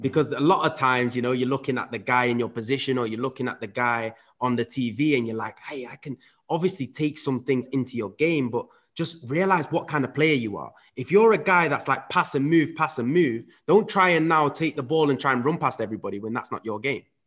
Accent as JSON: {"language": "English", "region": "England", "country": "United Kingdom", "tie": "born or raised there", "also_born_or_lived": "Netherlands / Huddersfield", "said": "I grew up in England, so at five, I moved over to, to, to the U K, uh, where my dad then moved to Huddersfield"}